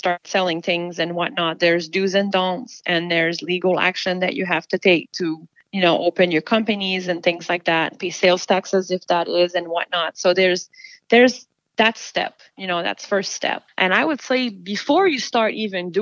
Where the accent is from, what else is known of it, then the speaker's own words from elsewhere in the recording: Quebec, Canada; now in United States; I'm from Quebec